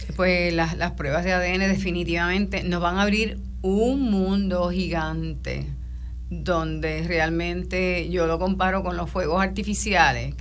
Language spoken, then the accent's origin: Spanish; Puerto Rico; muchos de los puertorriqueños